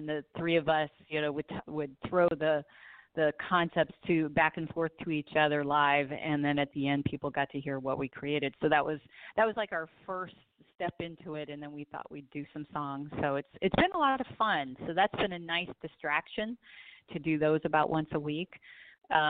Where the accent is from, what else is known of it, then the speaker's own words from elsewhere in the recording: Southern California, United States; I grew up in Southern California, so I am definitely a beach girl.